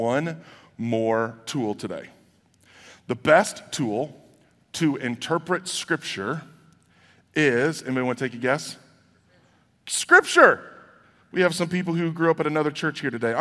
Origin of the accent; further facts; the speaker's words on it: United States; So here in America